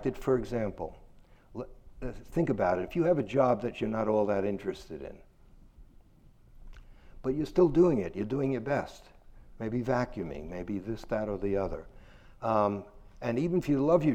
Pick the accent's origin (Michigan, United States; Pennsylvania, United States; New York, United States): New York, United States; New York City; I'm from Brooklyn